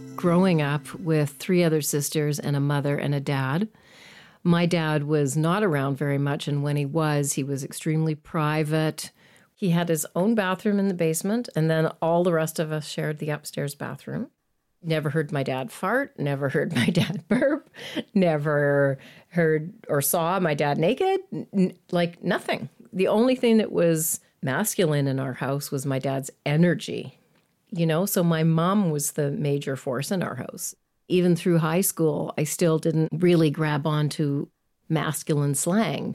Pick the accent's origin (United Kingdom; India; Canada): Canada; Edmonton, Alberta; I grew up in Edmonton